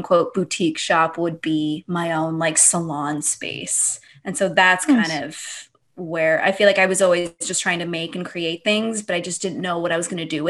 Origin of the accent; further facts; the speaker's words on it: Long Beach, California, United States; I'm originally from Long Beach